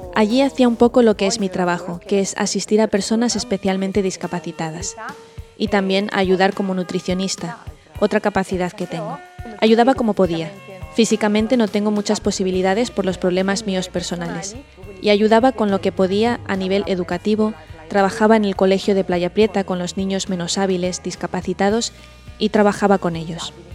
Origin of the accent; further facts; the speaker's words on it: Lumezzane, Lombardy, Italy; soy de Lumezzani